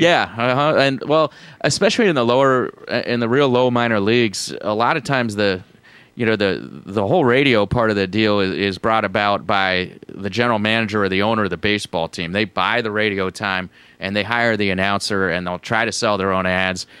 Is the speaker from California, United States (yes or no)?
yes; Menlo Park, California, United States; moved away as an adult; now in Tacoma, United States; I grew up in uh, Menlo Park, California, which is about uh, 30 miles south of San Francisco